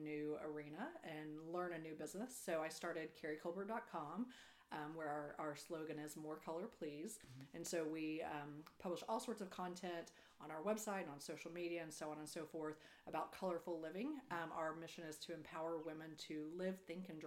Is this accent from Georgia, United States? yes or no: no; Perryton, Texas, United States; also born or lived in Denver / Austin / Houston; moved to Perryton. And I grew up there, lived there until I went to college